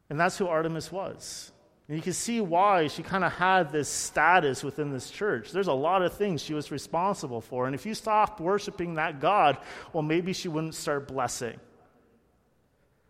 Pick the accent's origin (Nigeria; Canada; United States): Canada; Burlington, Ontario; I grew up in Burlington, very close to Hamilton